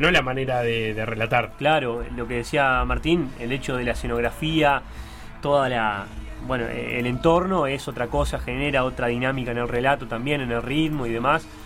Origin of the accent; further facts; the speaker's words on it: Uruguay; also born or lived in Minas, Uruguay; en Montevideo me cuesta orientarme bastante, todavía soy un canario bastante